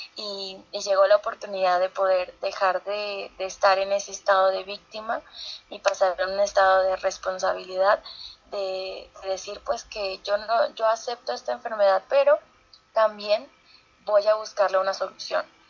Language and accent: Spanish; San Pedro de Casta, Lima, Peru; cuando yo tenía 15 años en, en mi pueblo, San Pedro de Casta